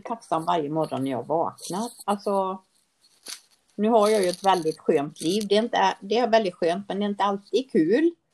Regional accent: Sweden; jag är född i Sverige

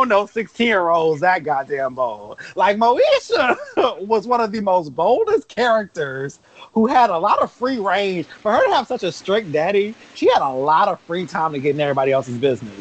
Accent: Los Angeles, California, United States; growing up in South Central

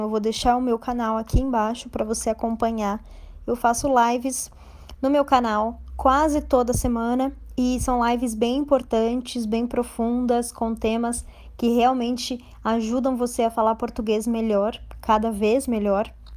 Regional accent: Brazil; Eu tenho certeza que eu sou brasileira, é um fato, e eu amo o Brasil, é uma verdade

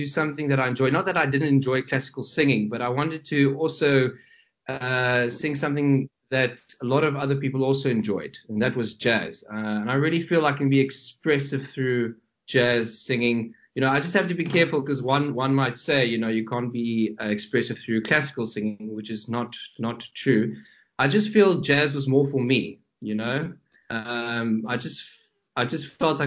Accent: Johannesburg, Gauteng, South Africa; moved away as an adult; now in Durban, South Africa; I'm originally from Johannesburg, but I've been living in Durban for about 3 years now.

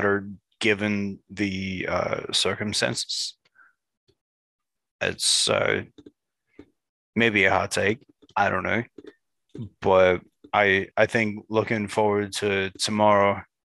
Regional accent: Chicago, Illinois, United States; now in Seattle, United States; I'm from Chicago

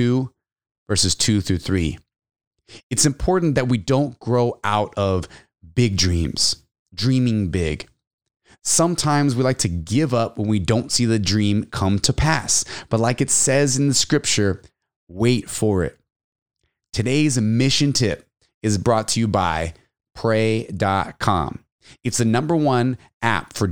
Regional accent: Texas, United States; also born or lived in San Antonio, Texas; now in California, United States; Definitely miss Texas, my home state

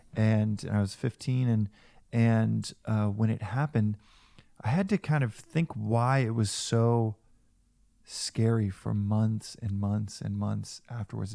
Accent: United States; also born or lived in South Africa; as American

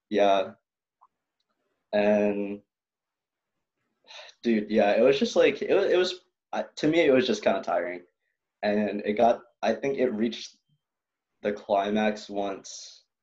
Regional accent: Philippines; oh, I'm not any of those. I'm Filipino.

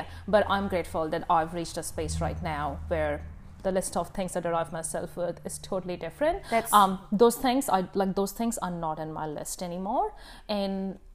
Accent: India; now in New Zealand; I'm Indian, in my culture

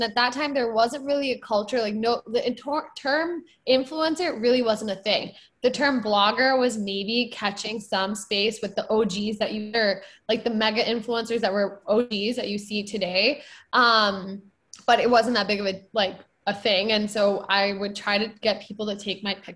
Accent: Michigan, United States; I grew up in a suburb of Michigan.

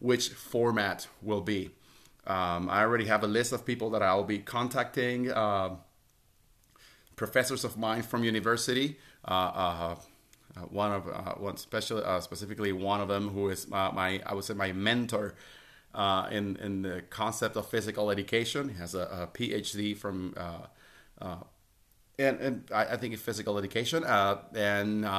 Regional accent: Puerto Rico; first language Spanish; English is a second language; I speak Spanish. That's my native language. I'm from Puerto Rico, but I also speak English.

